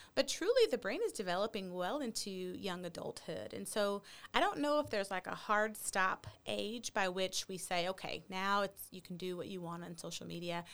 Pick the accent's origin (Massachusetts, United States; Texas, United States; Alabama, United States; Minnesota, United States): Texas, United States; also born or lived in Chicago; as a Texan